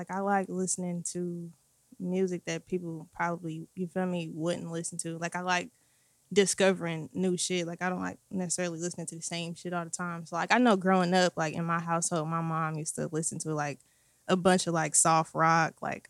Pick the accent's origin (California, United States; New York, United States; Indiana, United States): Indiana, United States; Indianapolis; Yeah. So okay. I've been on the Far East Side my whole life.